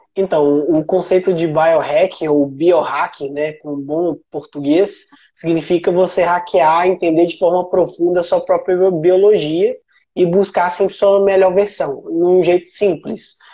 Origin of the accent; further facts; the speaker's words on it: Sete Lagoas, Minas Gerais, Brazil; also born or lived in São Paulo / Viçosa; eu sou mineiro, eu sou mineiro de Sete Lagoas